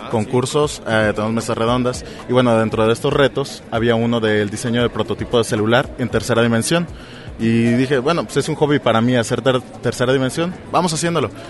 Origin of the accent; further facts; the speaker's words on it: Colima, Mexico; yo soy de Colima.